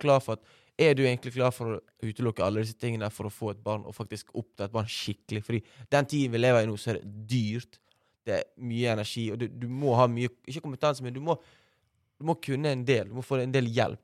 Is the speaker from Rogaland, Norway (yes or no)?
no; Bergen, Vestland, Norway; jeg er oppvokst på Valmøra skole